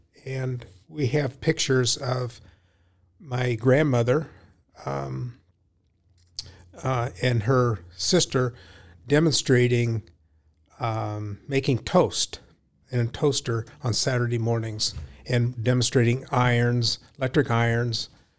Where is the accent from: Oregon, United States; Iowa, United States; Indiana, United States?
Iowa, United States; Ames; I grew up in Ames. I was born here.